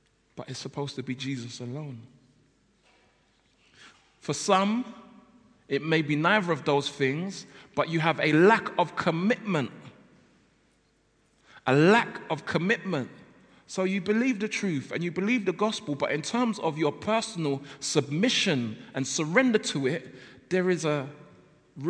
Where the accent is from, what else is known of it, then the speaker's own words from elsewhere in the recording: London, United Kingdom; I come from South London, and I grew up in South London, and that basically means I don't pronounce my L's and my T's very well